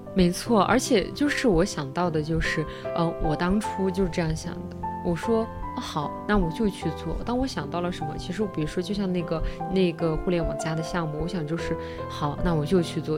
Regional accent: Sichuan, China; 我们嗯。四川人

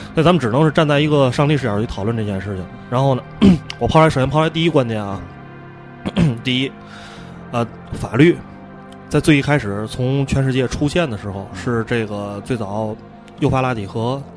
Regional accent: China; 还是我们中国人讲

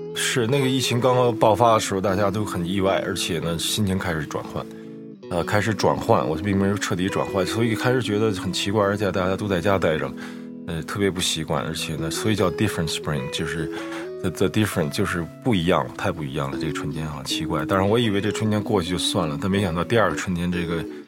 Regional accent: Beijing, China; 我小时候在那个城市里，在胡同里长大

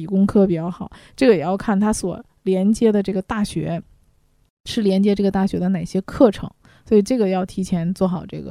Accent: China; 我们中国人

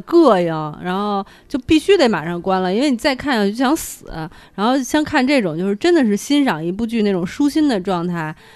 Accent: Beijing, China; 我们北京人心里

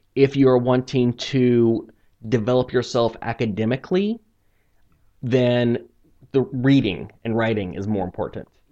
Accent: Missouri, United States; moved away as an adult; now in China; I'm from Missouri in the United States, which is central United States

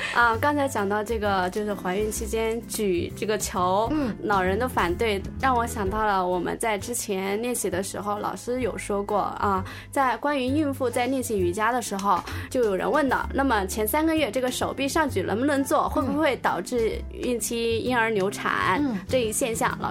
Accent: China; 我们中国人

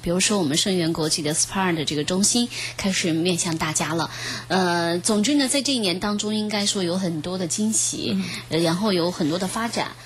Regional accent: China; 我们中国人他更加地，就是中医的角度来讲，就是阴阳的一种平衡

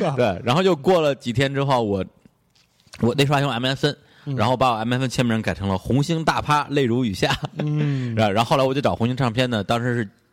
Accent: Beijing, China; 因为我们正好在北京长大嘛

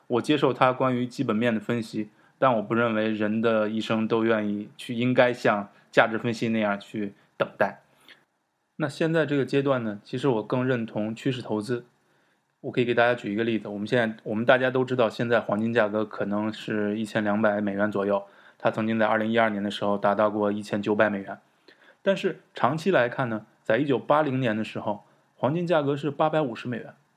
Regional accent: China; 我们在中国活上二三十年

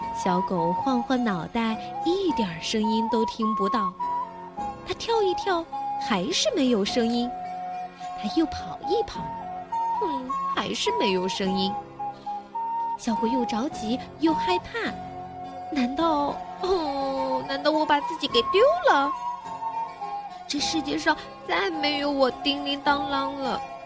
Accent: Ningbo, Zhejiang, China; 我来自宁波

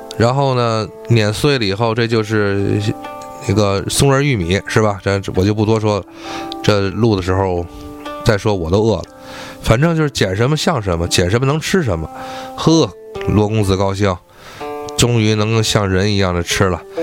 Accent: Tianjin, China; 我们天津话

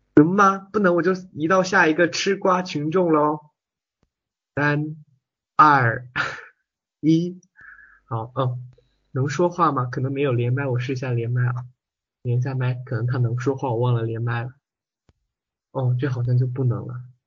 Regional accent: Hunan, China; 你这个口音怎么有点像我们湖南的咯

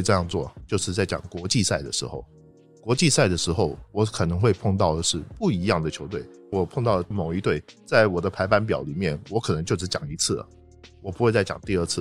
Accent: Taipei, Taiwan; moved away as an adult; now in Beijing, China; 我是从台北来的

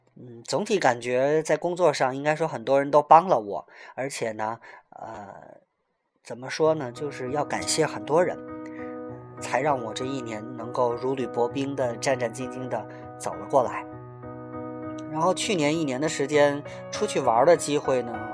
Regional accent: Tianjin, China; 我是从小就生在这里，长在这里

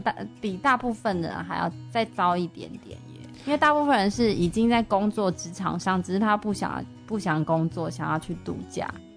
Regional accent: Taiwan; 因为我们台湾人其实不是太会用微博

